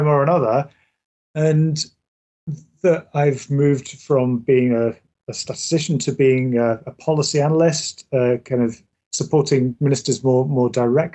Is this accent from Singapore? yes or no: no; England, United Kingdom; now in Scotland, United Kingdom; I'm originally from England